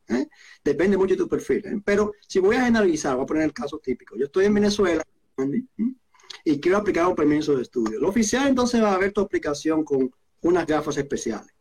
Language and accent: Spanish; Dominican Republic; moved away as an adult; now in Canada; soy dominicano de origen y llegué a Canadá como residente permanente en 2007